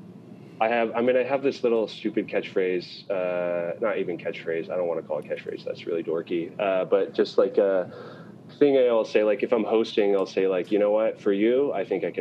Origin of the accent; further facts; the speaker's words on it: Portland, Oregon, United States; now in Moscow, Idaho, United States; I was born in Portland.